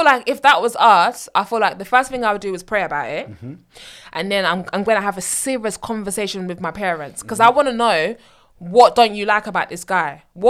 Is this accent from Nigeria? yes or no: yes; Nigeria; Because obviously, we're Nigerians. Kule. Exactly, we're Nigerian.